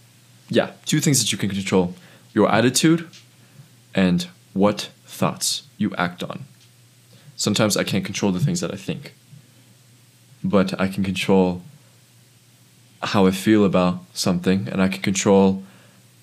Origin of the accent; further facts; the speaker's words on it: United States; living here as an American citizen